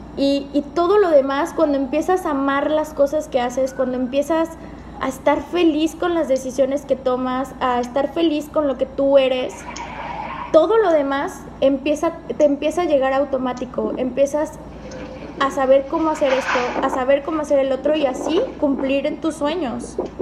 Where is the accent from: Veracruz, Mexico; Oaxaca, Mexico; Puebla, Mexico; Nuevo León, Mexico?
Veracruz, Mexico; Córdoba; moved away as an adult; also born or lived in Mexico City